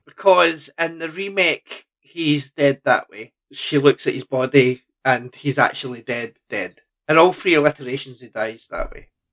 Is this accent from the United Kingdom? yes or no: yes; Lanark, Scotland, United Kingdom; I'm from Lanark